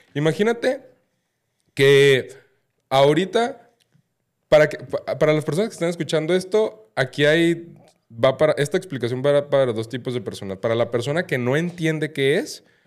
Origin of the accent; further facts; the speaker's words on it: Mexico; yo que soy mexicano